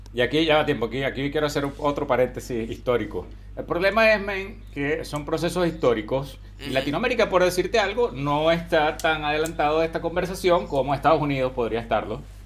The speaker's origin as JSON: {"language": "Spanish", "country": "Venezuela", "tie": "born or raised there", "moved": "yes", "lives_now": "Chile", "said": "cuando éramos niños en Venezuela, que evidentemente todos crecimos allá"}